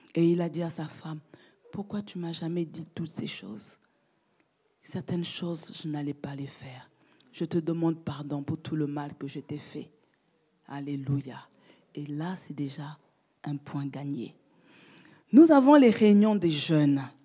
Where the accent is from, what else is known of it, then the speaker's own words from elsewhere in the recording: France; j'ai passé mon enfance en France